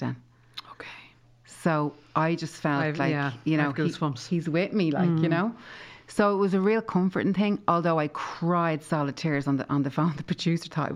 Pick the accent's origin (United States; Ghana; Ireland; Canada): Ireland; Tallaght, Leinster; 23 Aldwick Close was where I was born and brought up in Talla